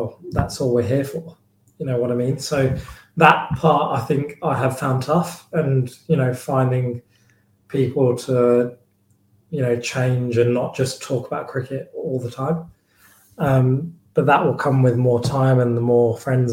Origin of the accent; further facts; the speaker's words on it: Chigwell, East of England, United Kingdom; moved away as an adult; now in Leicester, United Kingdom; where I grew up in Chigwell is, it's quite a nice area, to be fair.